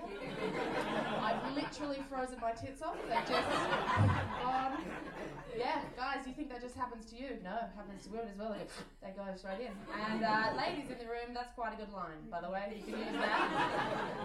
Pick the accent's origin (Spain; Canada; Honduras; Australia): Australia; I'm from Australia